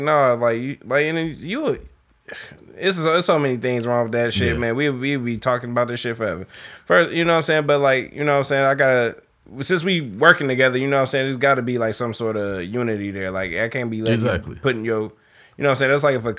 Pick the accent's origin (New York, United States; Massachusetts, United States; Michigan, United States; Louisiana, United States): Michigan, United States; Detroit; I'm from Detroit.